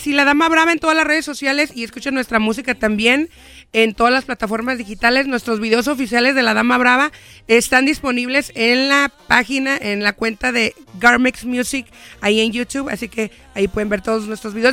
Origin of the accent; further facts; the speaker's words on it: Michoacán, Mexico; moved away as an adult; now in United States; Yo nací en Michoacán, vine aquí a los 20 años